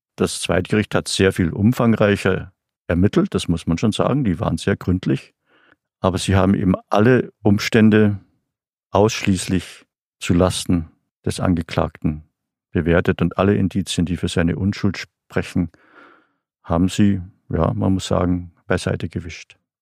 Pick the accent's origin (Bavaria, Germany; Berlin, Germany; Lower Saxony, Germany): Bavaria, Germany; Bei uns in Bayern